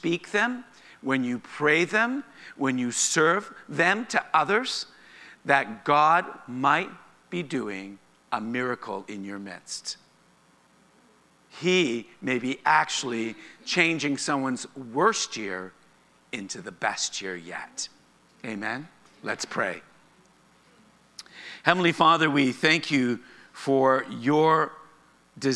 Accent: Canada; being Canadian

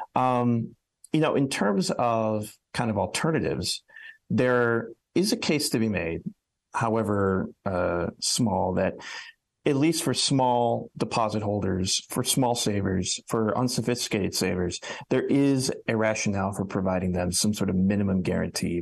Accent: Cleveland, Ohio, United States; moved away; I'm originally from the Cleveland area

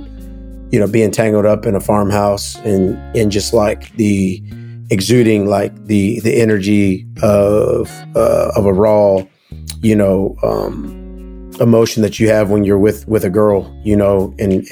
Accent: Sanford, Florida, United States; also born or lived in Nashville, Tennessee; we have a place in Florida in Sanford called The Barn in Sanford, which is like my hometown honky tonk spot

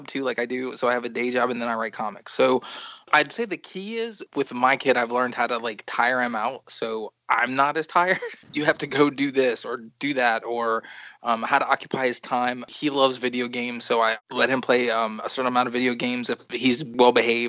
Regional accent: New York, United States; I grew up in New York

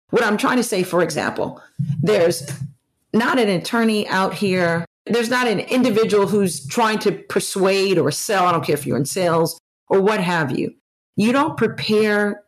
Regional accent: Maryland, United States; now in New Jersey, United States; in the area where, where I grew up partially in Maryland, lacrosse has always been popular

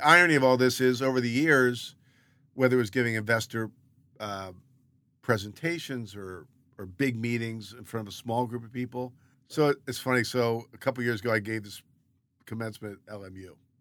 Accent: Baltimore, Maryland, United States; moved away as an adult; also born or lived in Philadelphia / Los Angeles; I grew up in Baltimore, lived in Philadelphia for eight years

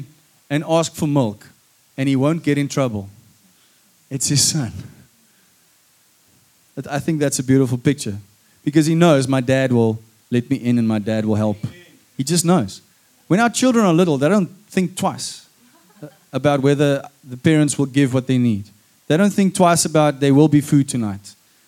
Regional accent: South Africa; I am white, I am a son of God. Before I'm a man, I'm a son of God. Before I'm Afrikaans, I'm a son of God. Before I'm a South African, I'm a son of God.

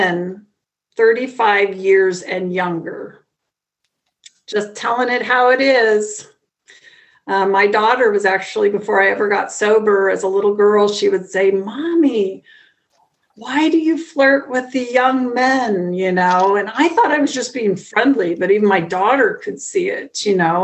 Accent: Midwest, United States; I'm from the Midwest here in the United States

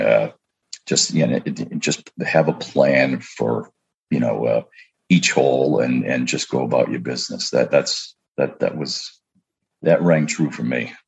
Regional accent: Portland, Maine, United States; now in New Hampshire, United States; I grew up in Portland, Maine

